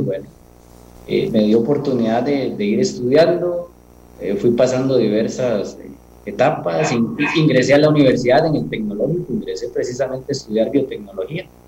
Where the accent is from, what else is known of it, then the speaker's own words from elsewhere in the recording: Costa Rica; al lugar de donde vine, a la gente de donde vine todo, el amor que recibí, toda la calidad de vida que uno puede recibir en Costa Rica